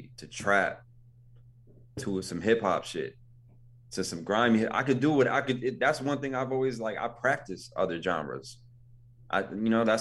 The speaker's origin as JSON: {"language": "English", "town": "Buffalo", "region": "New York", "country": "United States", "also_born_or_lived": "Ohio", "said": "I'm from Buffalo"}